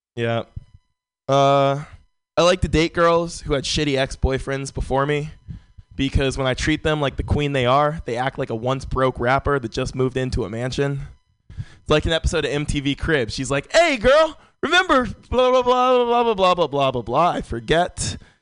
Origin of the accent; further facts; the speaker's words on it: San Francisco, California, United States; born and raised in San Francisco